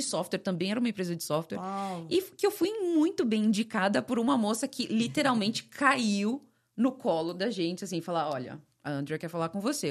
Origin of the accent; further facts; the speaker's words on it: São Paulo, Brazil; moved away as an adult; also born or lived in California / San Francisco; now in Florida, United States; eu vim de São Paulo